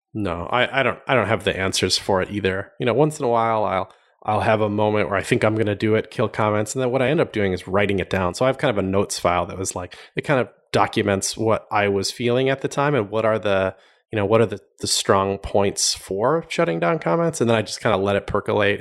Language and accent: English; Madison, Wisconsin, United States; moved away as an adult; also born or lived in Milwaukee, Wisconsin / California / Miami, Florida; I grew up in, a, around Madison, Wisconsin